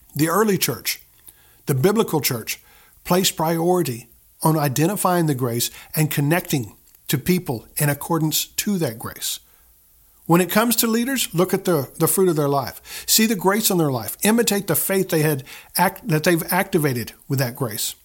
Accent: the Bible Belt, United States; I grew up in the Bible Belt

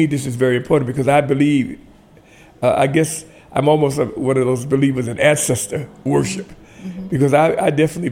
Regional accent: Tuskegee, Alabama, United States; also born or lived in Columbus, Georgia; now in Washington, D.C., United States; I was raised mostly in Tuskegee, Alabama

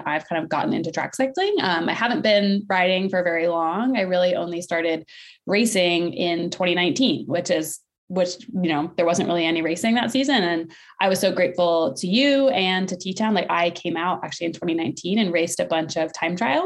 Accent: Maine, United States; I grew up in Maine

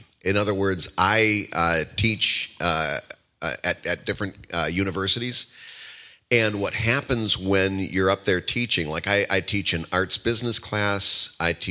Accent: Midwest, United States; now in Philadelphia, United States; I'm from the Midwest

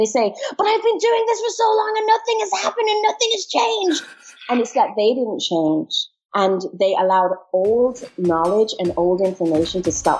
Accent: Jamaica; also born or lived in England / Trinidad and Tobago; now in Barbados; So I was born in England, but my parents are Jamaican. So I grew up in Jamaica, moved to multiple countries.

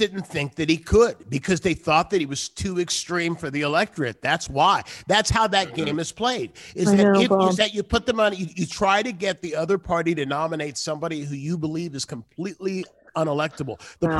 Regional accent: California, United States; also born or lived in Akron, Ohio; I'm from Ohio. I was born in Akron, Ohio. I've been here since I was five, since I was six, so I consider myself a California native.

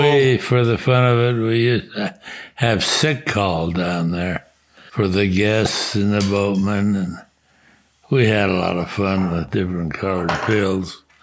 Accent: Bisbee, Arizona, United States; I was born in Bisbee, Arizona, and uh, my father was a merchant there

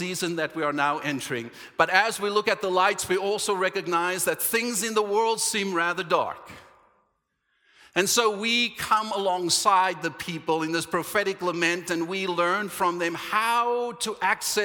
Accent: Cape Town, Western Cape, South Africa; moved away; We're going home to the promised land, to Cape Town, South Africa

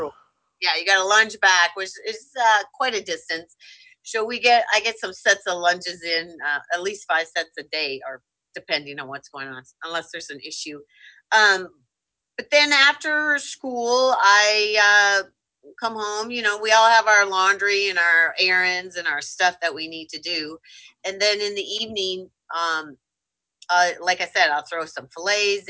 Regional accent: Minnesota, United States; I grew up in Minnesota

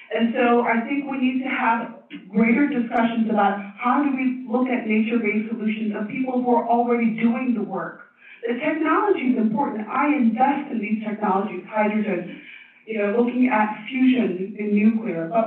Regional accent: Tibet, China; also born or lived in Oakland / Stanford; now in United States; I'm from Tibet. Maybe the furthest of anyone here. Is anyone here further from Tibet? Um, so, uh, came here on a green card lottery and went to college, community college in Oakland, and then went to Stanford and became the first Tibetan

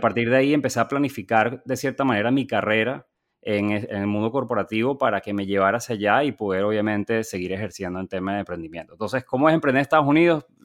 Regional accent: Venezuela; moved away as an adult; also born or lived in Chile / Boston; now in United States; yo nací, crecí en Venezuela

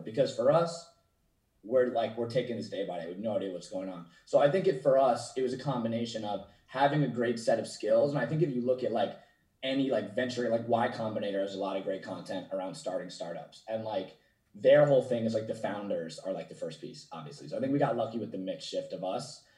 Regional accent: New Jersey, United States; moved away as an adult; also born or lived in Maryland / San Jose; now in Los Angeles, United States; my seven best friends that I grew up with in New Jersey

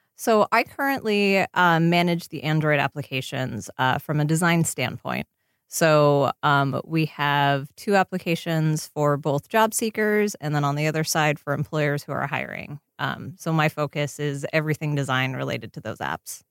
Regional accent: Seattle, Washington, United States; now in Los Angeles, United States; since I grew up in Seattle

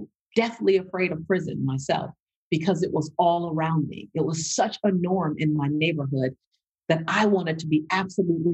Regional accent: Los Angeles, California, United States; growing up in South Central Los Angeles, my highest grade was a C+ in school

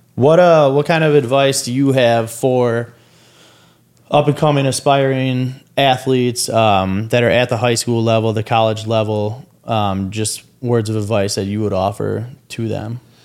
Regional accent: Wisconsin, United States; I'm, I'm from Wisconsin

